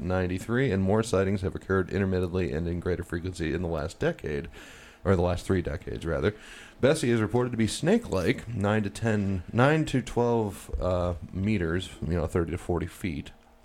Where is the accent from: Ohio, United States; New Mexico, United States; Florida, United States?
Ohio, United States; Cleveland; moved away; I'm originally from Cleveland, Ohio, and the town that sits on the Lake Erie.